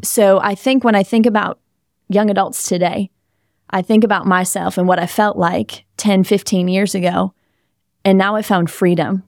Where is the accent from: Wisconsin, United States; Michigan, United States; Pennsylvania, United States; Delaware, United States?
Wisconsin, United States; also born or lived in Southern California; now in South Florida, United States; I grew up in Wisconsin. I lived for four years in Southern California. Now I'm here in South Florida